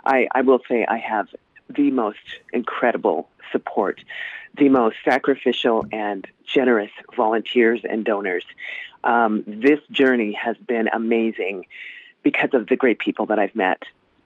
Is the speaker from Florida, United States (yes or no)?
no; Anchorage, Alaska, United States; You know, I have lived in Anchorage. It's been my hometown since 1970. The Air Force transferred my father here in 1970.